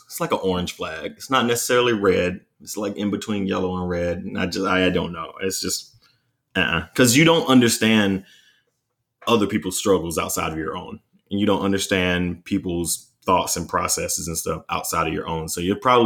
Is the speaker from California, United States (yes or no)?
no; North Carolina, United States; also born or lived in Charlotte, North Carolina; my hometown in North Carolina